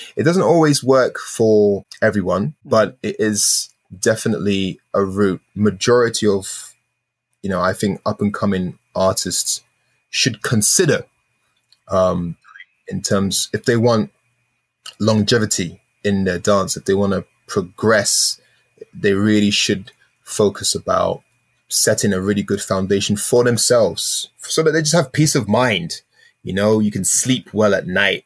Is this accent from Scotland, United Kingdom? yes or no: no; London, United Kingdom; I'm from South London.